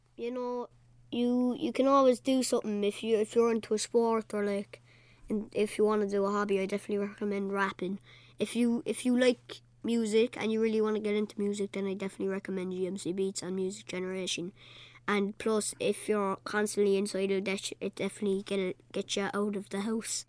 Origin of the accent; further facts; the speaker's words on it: Cork, Munster, Ireland; I'm eleven and I'm from, uh, Cork City, Knockney Heaney